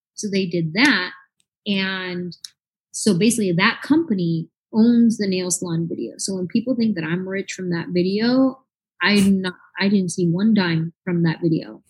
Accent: San Jose, California, United States; I grew up in the Bay Area

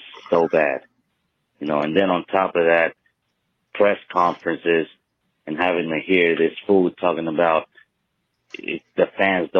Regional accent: South Carolina, United States; I'm from South Carolina

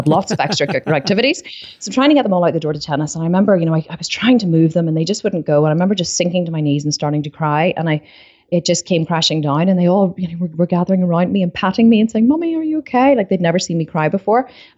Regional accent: Ireland; I had this really strong urge to say it in like an American accent, which would be really bad because I'm Irish. But what's up is not a very Irish thing.

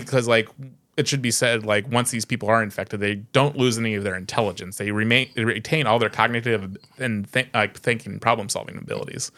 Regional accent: United States; as an American

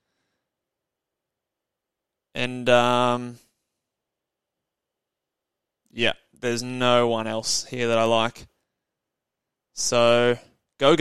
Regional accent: Australia; accent: Aussie; my Aussie accent

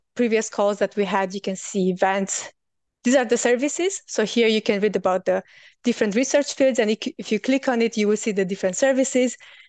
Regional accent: Germany; So because I'm from Germany, of course, generally, I cannot really apply for service providers that are providing services from Germany.

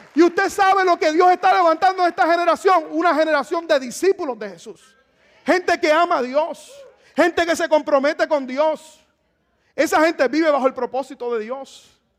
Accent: Puerto Rico; moved away; en mi país, en Puerto Rico

